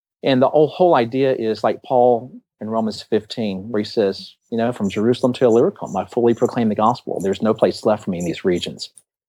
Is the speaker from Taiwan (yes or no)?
yes; Taiwan; And I grew up in Taiwan